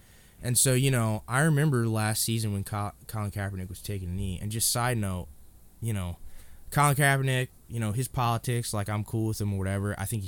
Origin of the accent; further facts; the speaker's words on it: Indiana, United States; and that's because, you know, I grew up in Indiana when they were, you know, Peyton Manning, Marvin Harrison, Reggie James, Reggie Wayne.